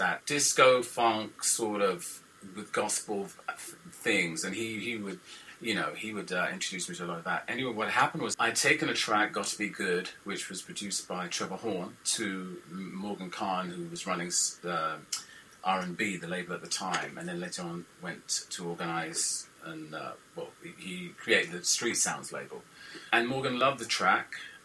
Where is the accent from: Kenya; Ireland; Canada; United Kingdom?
United Kingdom; London; I'm from London